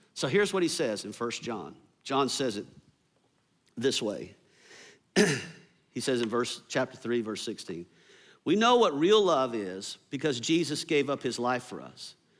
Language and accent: English; the South, United States; I grew up here in the South